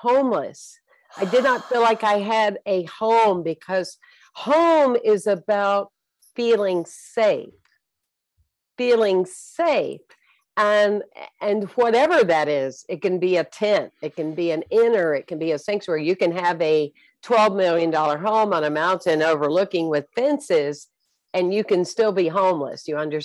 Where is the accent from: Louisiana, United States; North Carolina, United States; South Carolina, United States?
South Carolina, United States; I was born and raised in South Carolina